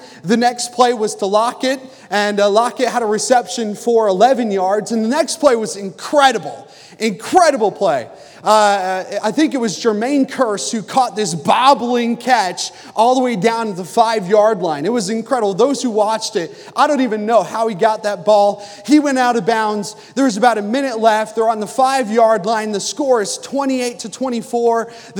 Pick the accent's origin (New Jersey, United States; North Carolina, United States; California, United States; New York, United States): New Jersey, United States; I am from New Jersey, and so I grew up about 45 minutes outside of Philadelphia.